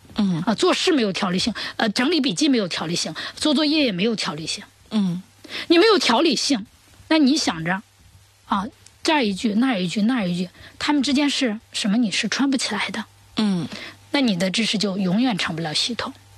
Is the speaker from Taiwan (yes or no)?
no; China; 我们中国人有我们中国人的语言特点